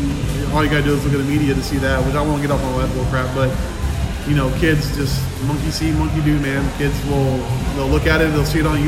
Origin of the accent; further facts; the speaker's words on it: Houston, Texas, United States; we're from Houston